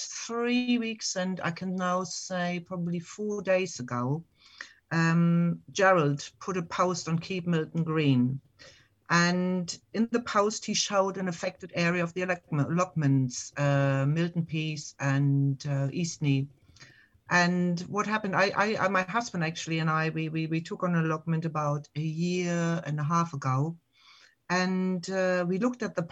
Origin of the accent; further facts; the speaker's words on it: Germany; English is a second language; moved away as an adult; now in England; you can hear from my accent. It's not British, but I am British and German. I have both nationalities. I came over about 29 years ago